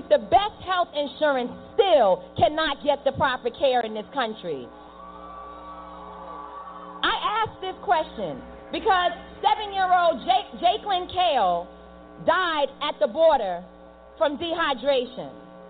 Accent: New York City, New York, United States; born there; I was born in Harlem in New York City in the 1980s when the crack epidemic tore through our communities and destroyed our families.

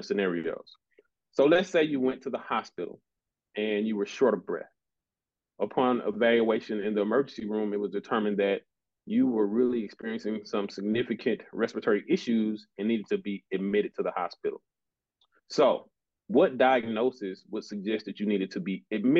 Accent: Jackson, Mississippi, United States; also born or lived in Nashville, Tennessee; I'm from Jackson, Mississippi, originally.

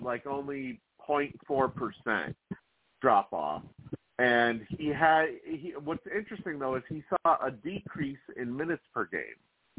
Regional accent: Boston, Massachusetts, United States; I am a Celtics fan. I was born and raised in Boston in all sports.

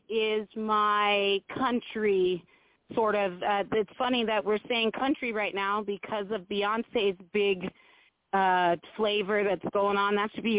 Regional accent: Oakland, California, United States; born there; now in Montana, United States; born in Oakland, but in a strange type of circumstances, I guess we could say, I ended up in Montana, the big sky country of Montana

